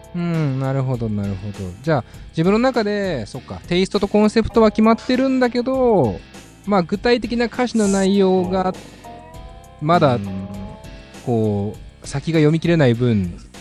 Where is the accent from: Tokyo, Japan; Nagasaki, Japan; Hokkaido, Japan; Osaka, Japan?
Tokyo, Japan; 世田谷生まれ、世田谷育ちの僕